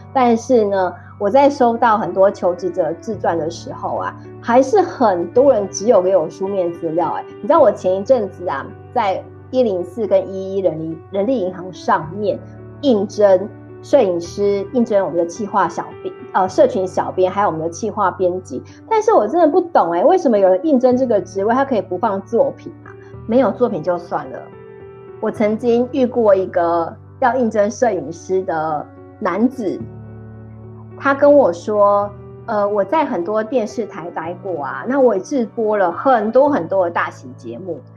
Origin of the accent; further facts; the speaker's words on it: Taiwan; 我们台湾人